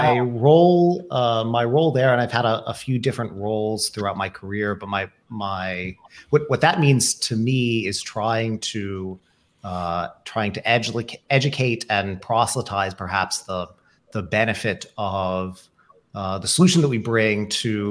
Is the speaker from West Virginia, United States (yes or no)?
yes; West Virginia, United States; It's the West Virginian in me.